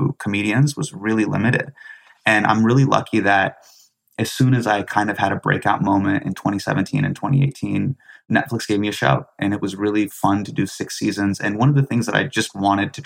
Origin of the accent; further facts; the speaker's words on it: Davis, California, United States; this like Desi Aligarian kid who's growing up in Davis, California